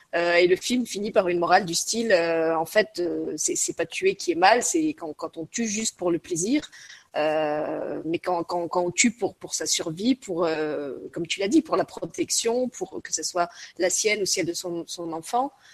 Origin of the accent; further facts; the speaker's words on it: Lorraine, Grand Est, France; je suis Lorraine et que je viens d'un pays, d'une région qui a été très très marquée par la guerre